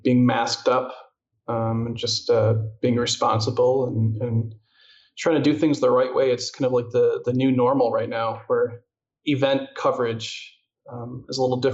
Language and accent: English; Illinois, United States; moved away as an adult; now in Arizona, United States; I'm originally from Illinois, where I worked at a TV station and a radio station, and moved out to Arizona about 3 years ago